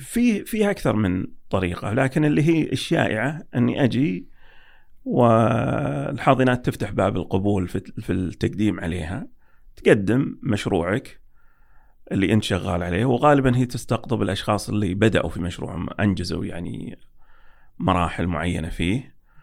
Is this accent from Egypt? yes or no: no; Saudi Arabia; عندنا في السعودية